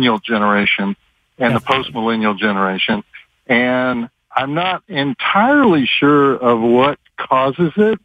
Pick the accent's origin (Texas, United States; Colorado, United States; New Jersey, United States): Texas, United States; I'm from Texas.